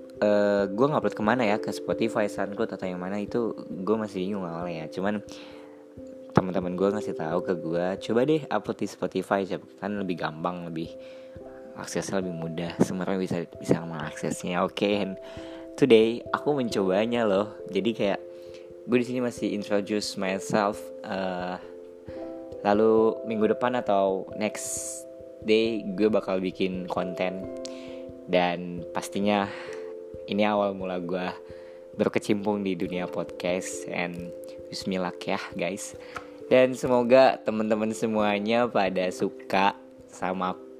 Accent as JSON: {"language": "Indonesian", "town": "Karawang", "region": "West Java", "country": "Indonesia", "tie": "born or raised there", "said": "lahir di Kerawang"}